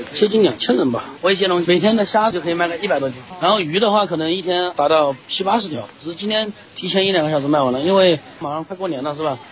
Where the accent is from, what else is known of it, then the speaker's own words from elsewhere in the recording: Hubei, China; 咱们湖北人会选择带辣鱼、辣肉，还有腌菜等等